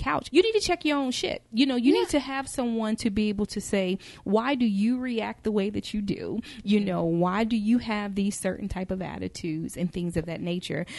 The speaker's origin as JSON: {"language": "English", "town": "Charlotte", "region": "North Carolina", "country": "United States", "tie": "born or raised there", "said": "I grew up in Charlotte, North Carolina, you know, Bible Belt, Christian girl"}